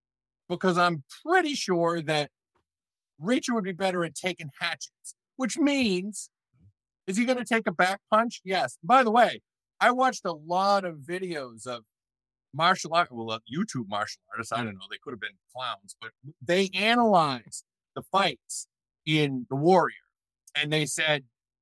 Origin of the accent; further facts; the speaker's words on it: Ireland; I mean, I wouldn't go too hard on the Irish because I am Irish.